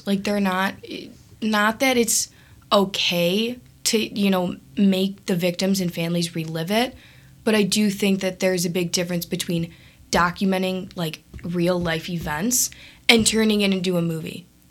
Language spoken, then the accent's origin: English; Evergreen Park, Illinois, United States; I'm from Evergreen Park